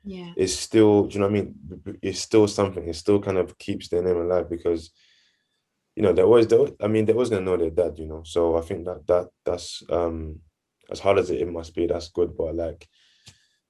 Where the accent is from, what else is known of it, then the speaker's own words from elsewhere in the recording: Nigeria; I'm Nigerian too, so I get that culture aspect